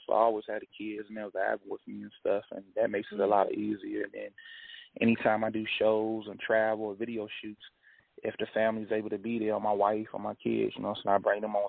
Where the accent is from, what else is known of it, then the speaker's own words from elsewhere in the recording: Appomattox, Virginia, United States; moved away; my hometown down here in Appomattox, Virginia, like that's currently where I'm at now, visiting my uncle